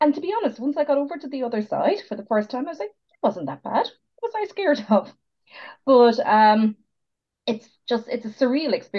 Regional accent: Ballyvourney, Munster, Ireland; I'm from Ballyvourney, or near Ballyvourney, which is, I would say, a 20-minute drive from Killarney.

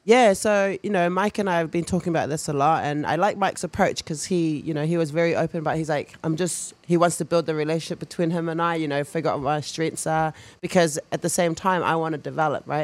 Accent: New Zealand; moved away; growing up in New Zealand culture, rugby as well

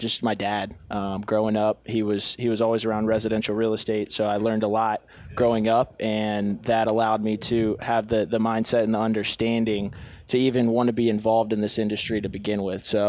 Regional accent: Northern Virginia, United States; I'm from Northern Virginia

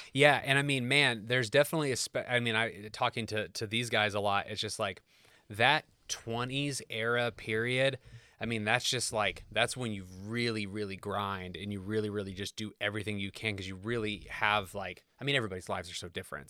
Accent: Kokomo, Indiana, United States; moved away as an adult; growing up in Kokomo

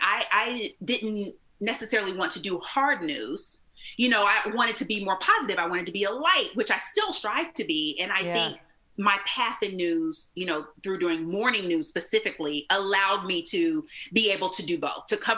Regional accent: Indianapolis, Indiana, United States; moved away as an adult; also born or lived in Muncie, Indiana; So I'm from Indianapolis, which is not far from Cincinnati

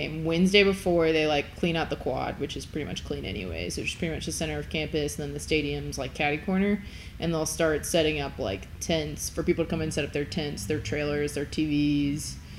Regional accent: Erlanger, Kentucky, United States; moved away as an adult; also born or lived in Tuscaloosa, Alabama; So I grew up in Erlanger.

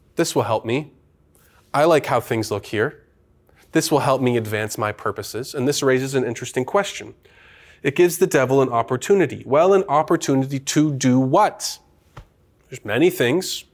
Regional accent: Canada; I am a Canadian citizen, born here, raised here

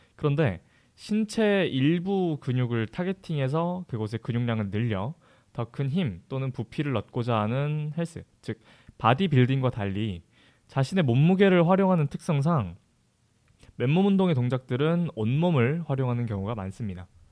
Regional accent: Jeju, South Korea; moved away as an adult; 제 본가가 제주도라 가지고

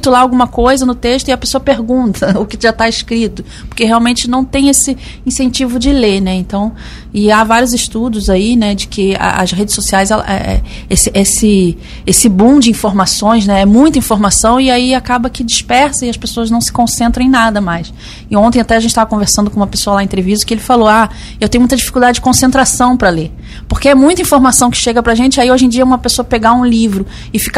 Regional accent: Rio de Janeiro, Brazil; accent: Rio de Janeiro; also born or lived in Rio Grande do Sul / Florianópolis; Eu fui criada no Rio de Janeiro, mas eu fui nômade muitos anos, circulei bastante na Europa, como falei.

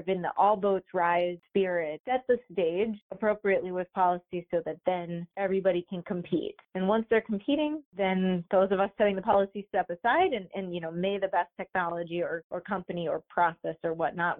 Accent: upstate New York, United States; now in Michigan, United States; I'm from upstate New York, and so I have some New Yorker in me

